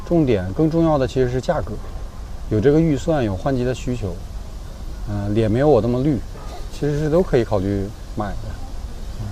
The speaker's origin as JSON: {"language": "Chinese", "region": "Northeast China", "country": "China", "accent": "Northeastern Mandarin", "said": "用我们东北话讲"}